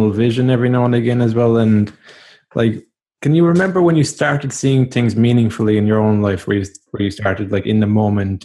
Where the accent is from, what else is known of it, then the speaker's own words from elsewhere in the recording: Kerry, Munster, Ireland; moved away; also born or lived in Dublin; I'm from Kerry originally